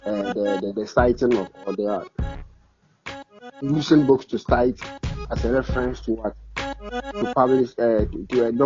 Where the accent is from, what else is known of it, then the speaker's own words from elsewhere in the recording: Tamale, Northern Region, Ghana; English is a second language; I'm from Northern Tamale